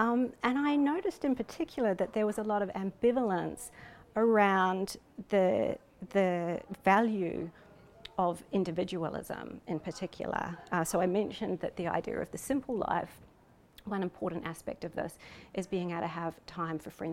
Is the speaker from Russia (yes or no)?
no; New Zealand; I'm from New Zealand. I'm Pākehā, which is a New Zealander of European descent